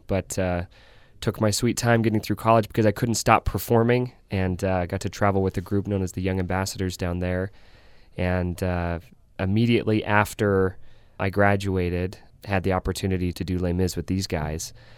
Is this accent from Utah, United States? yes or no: yes; Centerville, Utah, United States; I grew up in Davis County in Centerville, Utah